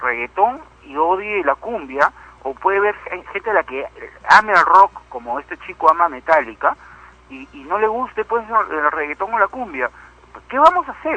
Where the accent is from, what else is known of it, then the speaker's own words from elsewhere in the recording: Peru; Yo soy peruano, tú me conoces, soy una persona blanca, mi abuelo era español, mi, otro abuelo era alemán, y sin embargo me siento más peruano que nadie